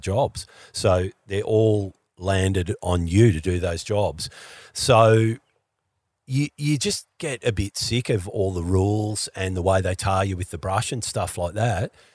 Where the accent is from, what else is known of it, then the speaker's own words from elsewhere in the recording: Australia; as an Australian